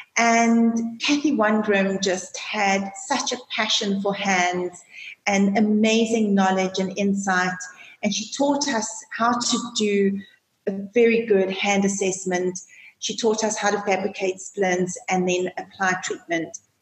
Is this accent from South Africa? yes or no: yes; South Africa; also born or lived in Johannesburg, South Africa / London, United Kingdom; being South African